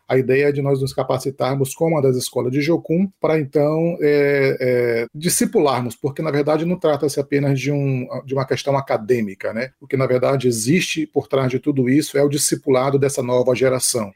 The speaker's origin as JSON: {"language": "Portuguese", "region": "Northeast Region", "country": "Brazil", "also_born_or_lived": "São Luís, Maranhão", "moved": "as an adult", "lives_now": "Texas, United States", "said": "quando você vem do Nordeste como eu"}